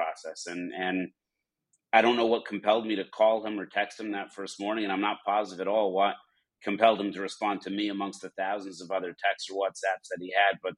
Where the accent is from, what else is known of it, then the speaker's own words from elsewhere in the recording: Denver, Colorado, United States; I grew up in Denver, Colorado